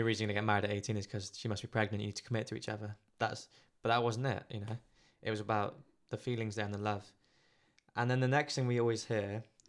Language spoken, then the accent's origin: English; Philippines; Being Filipino, there's different stuff going on.